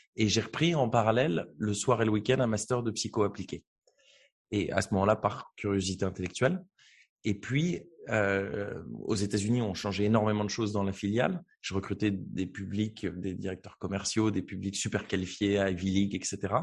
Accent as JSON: {"language": "French", "town": "Beauvais", "region": "Hauts-de-France", "country": "France", "tie": "born or raised there", "said": "Je viens de Beauvais, qui est une petite ville en Picardie"}